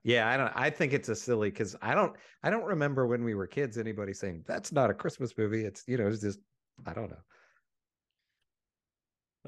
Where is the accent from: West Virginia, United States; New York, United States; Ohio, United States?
West Virginia, United States; we grew up in West Virginia